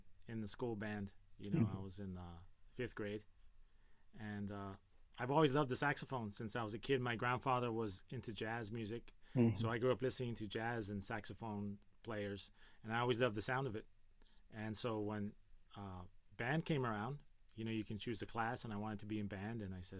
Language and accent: English; Gardena, California, United States; I'm from Gardena, California. My parents bought this house that I'm in, this garage, in 1973